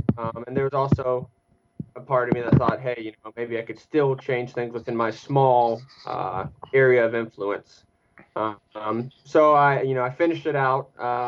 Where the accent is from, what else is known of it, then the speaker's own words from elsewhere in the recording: New Castle, Pennsylvania, United States; I'm one of six children from a pretty, you know, typical working class Rust Belt family. I'm from Newcastle, Pennsylvania, which is right outside Pittsburgh.